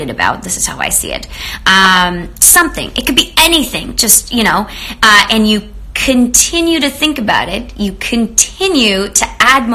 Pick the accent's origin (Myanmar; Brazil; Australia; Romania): Romania; also born or lived in Canada; now in Los Angeles, United States; I grew up in Romania, and I also spent a lot of time in Canada